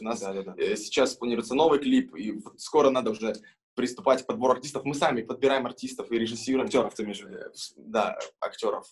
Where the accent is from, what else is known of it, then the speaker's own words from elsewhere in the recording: Kurakhove, Donetsk Oblast, Ukraine; now in Kazan, Russia; мы очень помним э, свой родной город Курахово, откуда мы родом. Это город Донецкой области